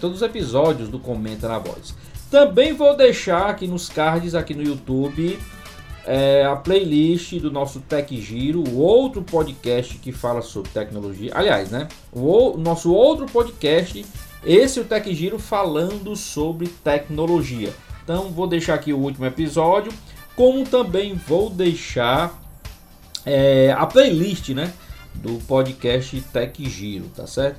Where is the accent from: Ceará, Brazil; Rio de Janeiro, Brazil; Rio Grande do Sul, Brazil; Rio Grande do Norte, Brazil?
Ceará, Brazil; now in Fortaleza, Brazil; eu sou cearense, estou aqui em Fortaleza